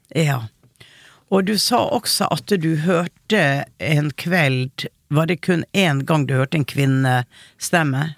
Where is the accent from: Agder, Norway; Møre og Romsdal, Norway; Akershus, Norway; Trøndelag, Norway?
Møre og Romsdal, Norway; Hareid; Jeg er fra Hareid